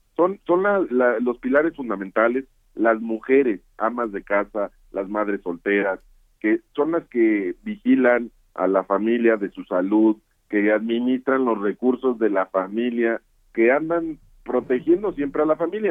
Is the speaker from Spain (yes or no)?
no; Mineral de la Reforma, Hidalgo, Mexico; yo empecé trabajando por mi municipio, que es donde yo nací